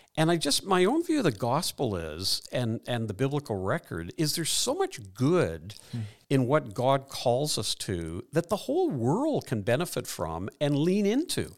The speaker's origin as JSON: {"language": "English", "town": "Dublin", "region": "Leinster", "country": "Ireland", "tie": "born or raised there", "moved": "yes", "said": "an immigrant, I was born in Dublin."}